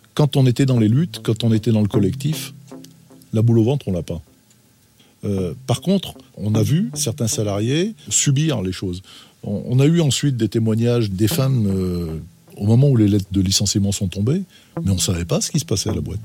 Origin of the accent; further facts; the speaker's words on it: Roanne, Auvergne-Rhône-Alpes, France; moved away as an adult; also born or lived in Saint-Étienne; je suis originaire de Rouen